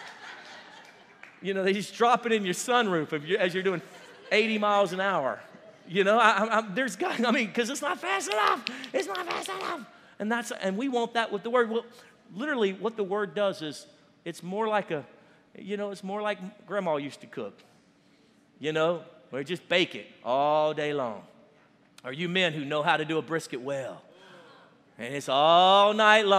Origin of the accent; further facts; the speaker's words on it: Cajun, Louisiana, United States; we're Cajun